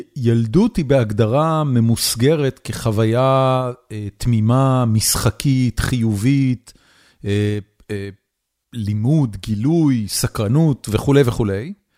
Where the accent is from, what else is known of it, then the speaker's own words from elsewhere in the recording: Haifa, Haifa District, Israel; אני גדלתי בחיפה, על הכרמל